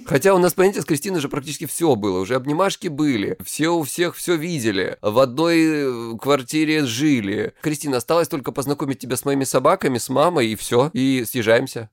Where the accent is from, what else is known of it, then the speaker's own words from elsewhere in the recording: Krasnodar Krai, Russia; я с Кубани